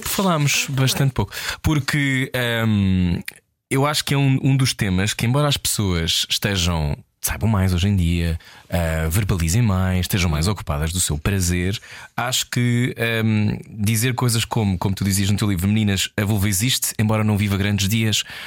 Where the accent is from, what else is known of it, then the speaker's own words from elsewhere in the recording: Portugal; eu sou português